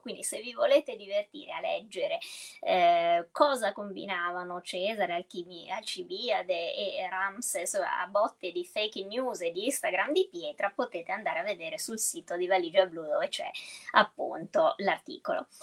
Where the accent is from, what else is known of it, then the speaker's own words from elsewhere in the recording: Venice, Veneto, Italy; da veneziana